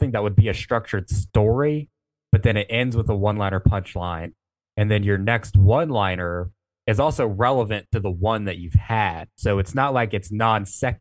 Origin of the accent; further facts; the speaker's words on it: Mississippi, United States; I'm from Mississippi